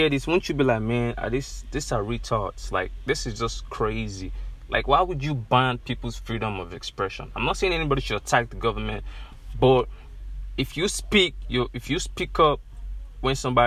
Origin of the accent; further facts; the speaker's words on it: Nigeria; When I check where I come from, I'm from Nigeria